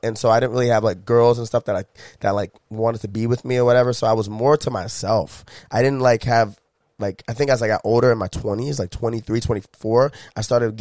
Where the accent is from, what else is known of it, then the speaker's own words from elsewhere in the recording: Washington, District of Columbia, United States; now in Savannah, United States; I grew up in America, grew up in the most diverse city. You know what I mean? I grew up in a nice city, Washington, D.C., metropolitan area.